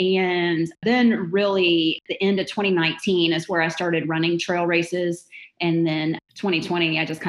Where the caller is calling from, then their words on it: Magnolia, Texas, United States; I'm in Magnolia, Texas. I'm about 30 miles north of downtown Houston.